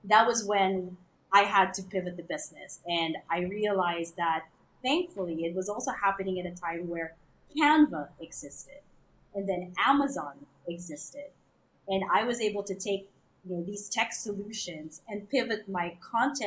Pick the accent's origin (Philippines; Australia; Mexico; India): Philippines; moved away; also born or lived in Hong Kong; I'm Filipino, I'm married to an American, and at that time we were living in Hong Kong.